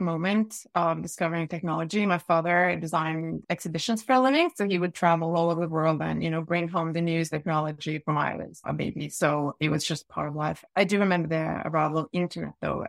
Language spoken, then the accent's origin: English; Norway; I was born in Ofa, in Norway. I grew up in the suburbs by the ocean